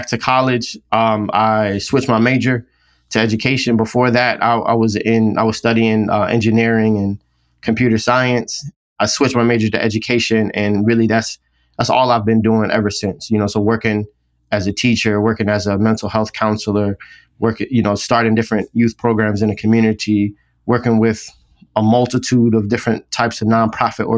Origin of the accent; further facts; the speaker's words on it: Philadelphia, Pennsylvania, United States; now in Atlanta, United States; I grew up in Philadelphia, West Philadelphia primarily